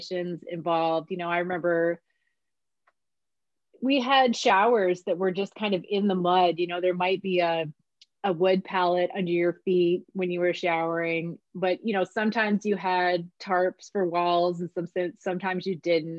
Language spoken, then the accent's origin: English; rural New York State, United States; moved away as an adult; also born or lived in Toronto, Canada; now in British Columbia, Canada; I didn't grow up in Canada. I'm from New York State